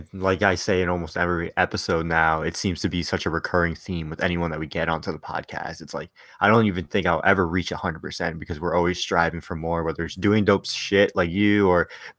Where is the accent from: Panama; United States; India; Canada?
United States; Connecticut; moved away as an adult; now in Florida, United States; when I moved from Connecticut down to Florida